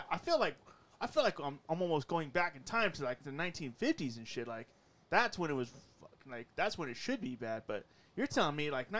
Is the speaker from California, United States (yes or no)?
yes; California, United States; I grew up in California.